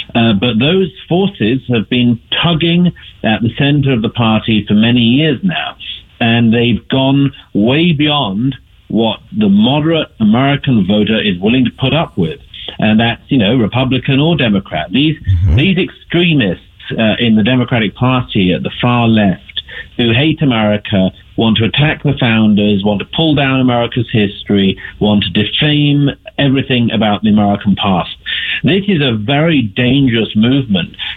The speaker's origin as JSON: {"language": "English", "country": "United Kingdom", "said": "I'm from the United Kingdom, and uh, the accent's a bit of a giveaway."}